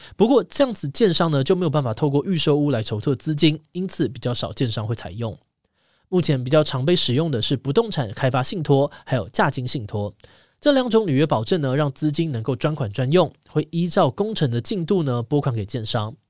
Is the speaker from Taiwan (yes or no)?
yes; Taiwan; 身为台湾人